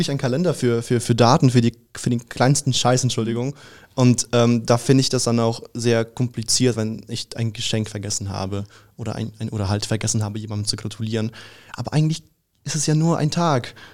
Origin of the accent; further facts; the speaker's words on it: Russia; also ich bin ja Russe und bei uns gibt es halt keinen Weihnachten am 24.